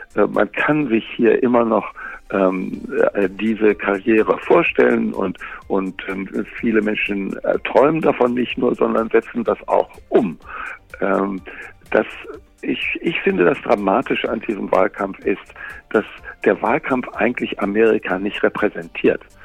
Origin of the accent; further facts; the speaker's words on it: Germany; moved away as an adult; now in Los Angeles, United States; bei uns in Deutschland